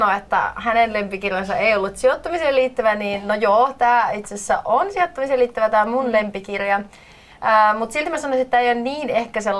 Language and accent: Finnish; Loimaa, Southwest Finland, Finland; also born or lived in Turku; now in Helsinki, Finland; tällä hetkellä asun Helsingissä, mutta olen alun perin kotoisin Loimalta ja sitten pyörähdin tuolta Turun kautta sitten tänne Helsinkiin